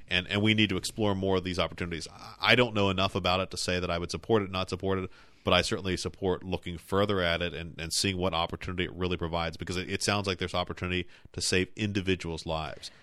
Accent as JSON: {"language": "English", "town": "Cumberland", "region": "Maryland", "country": "United States", "tie": "born or raised there", "said": "I grew up in Mapleside. I'm, I'm now just a, just a, a couple of blocks away"}